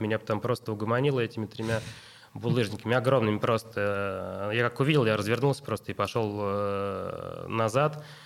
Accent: Russia; мы из России

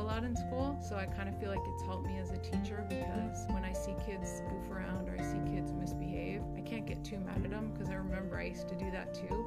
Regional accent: Santa Monica, California, United States; I was born in Santa Monica, California in the early 1970s

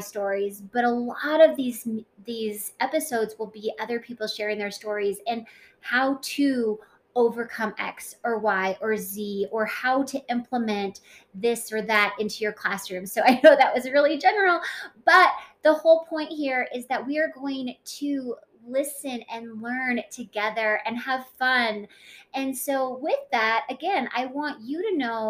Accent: Colorado Springs, Colorado, United States; moved away as an adult; also born or lived in Fort Collins, Colorado / Rocky Mount, North Carolina; most of my life, I grew up in Colorado Springs, Colorado.

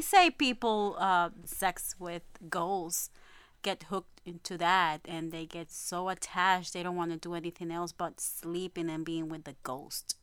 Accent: New York City, New York, United States; also born or lived in Puerto Rico; I'm from Puerto Rico. I was born in Puerto Rico, but I grew up in Brooklyn, Sunset

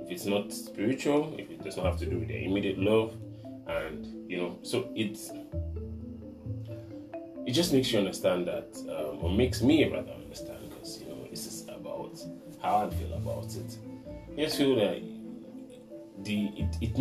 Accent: Nigeria; As a Nigerian

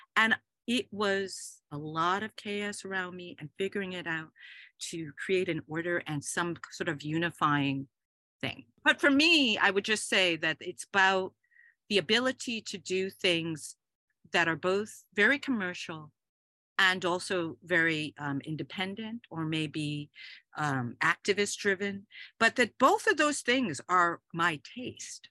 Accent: New York City, New York, United States; I've had a number of homes growing up, but primarily I grew up in New York City.

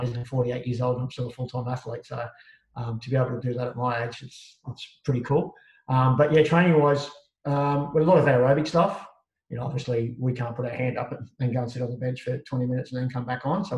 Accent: Sydney, New South Wales, Australia; I grew up around Waterloo, Redfern

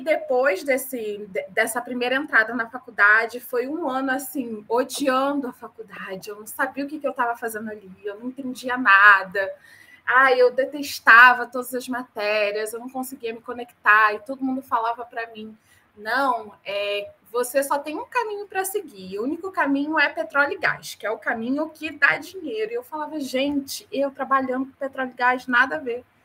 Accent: Rio de Janeiro, Brazil; moved away; also born or lived in North Region, Brazil; Apesar de eu ser carioca, nascida e criada no Rio de Janeiro, eu passei uma temporada da minha vida na região norte

